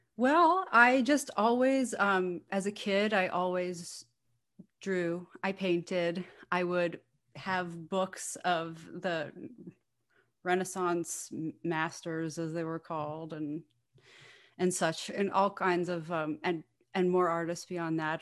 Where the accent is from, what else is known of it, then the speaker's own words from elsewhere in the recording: New Rochelle, New York, United States; I grew up in New Rochelle, New York. I primarily live in New York City, and I am currently back in New Rochelle, New York with my parents for the time